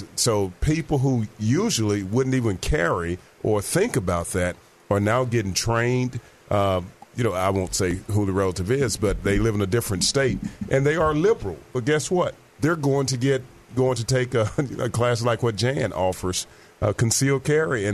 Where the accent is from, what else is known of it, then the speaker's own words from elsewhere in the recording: Little Rock, Arkansas, United States; also born or lived in Fort Monmouth, New Jersey; they knew I was from Little Rock, Arkansas